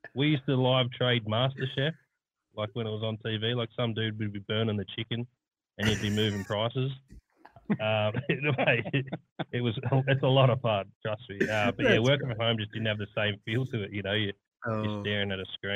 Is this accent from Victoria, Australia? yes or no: no; Sydney, New South Wales, Australia; moved away as an adult; also born or lived in Melbourne; I was born in Melbourne, grew up in Sydney, and spent 10 years living overseas